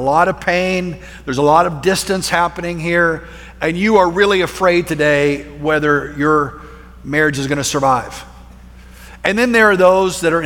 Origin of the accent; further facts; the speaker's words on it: Plainview, Texas, United States; we moved our family from Central Texas out to West Texas to a small town called Plainview